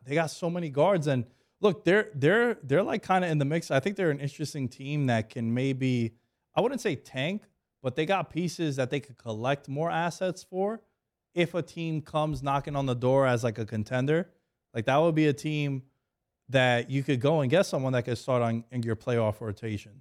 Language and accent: English; New York, United States; I'm from New York